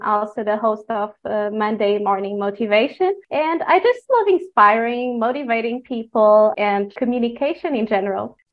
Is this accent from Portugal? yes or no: yes; Portugal; moved away as an adult; now in China; I am from Portugal. Uh, I've been living in China for about seven years now